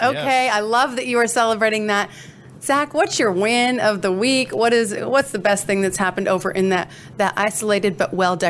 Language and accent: English; Coeur d'Alene, Idaho, United States; He is in Coeur d'Alene, Idaho, my hometown.